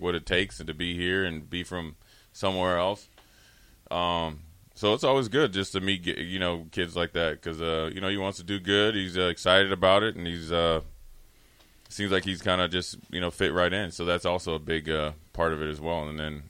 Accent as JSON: {"language": "English", "region": "Texas", "country": "United States", "said": "He's like, the hustle and bustle of Texas. I'm from Texas."}